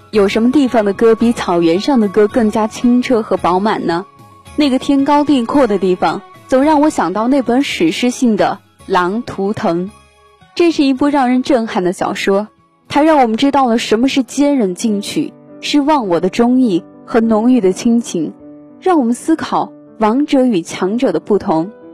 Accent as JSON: {"language": "Chinese", "area": "the South", "region": "southern China", "country": "China", "tie": "born or raised there", "said": "我在南方出生，但是又一直向往北方"}